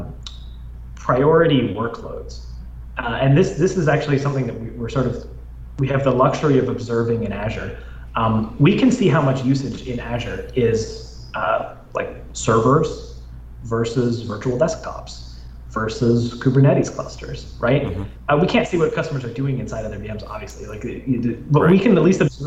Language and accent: English; Canada; moved away; my home country, Canada